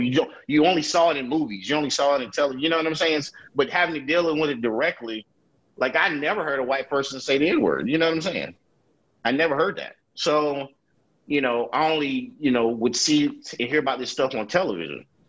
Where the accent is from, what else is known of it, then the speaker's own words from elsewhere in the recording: Durham, North Carolina, United States; growing up in Durham, you rarely had racism because everybody in Durham was black